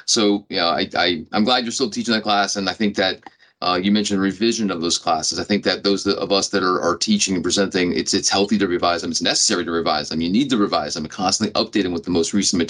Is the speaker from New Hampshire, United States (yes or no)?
no; south Florida, United States; I'm from south side